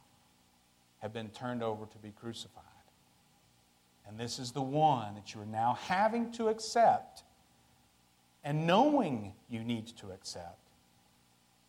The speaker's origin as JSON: {"language": "English", "region": "West Texas", "country": "United States", "said": "I'm from West Texas"}